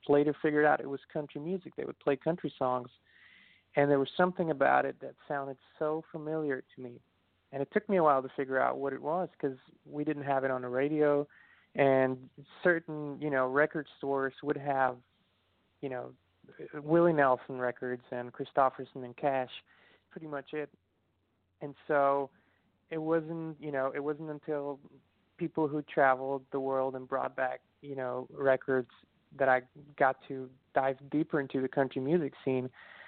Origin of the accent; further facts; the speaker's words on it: Austria; now in Tennessee, United States; Well, as you said, it is a beautiful country. It's, you know, Central Europe in the middle of the Alps. So we have the mountains. We have a million lakes.